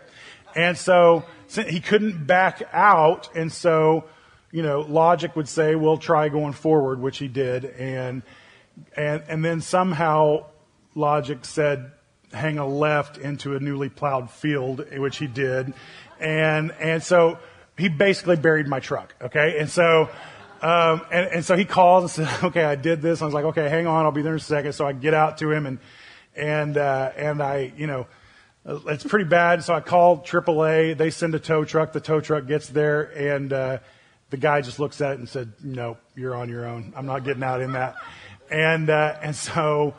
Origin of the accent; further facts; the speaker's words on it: Oklahoma, United States; moved away; Now I'm from Oklahoma. And so that's where I grew up